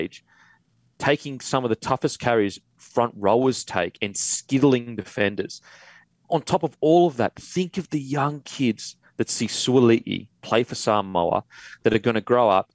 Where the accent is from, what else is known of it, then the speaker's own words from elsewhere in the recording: Queensland, Australia; now in Sydney, Australia; I'm from Queensland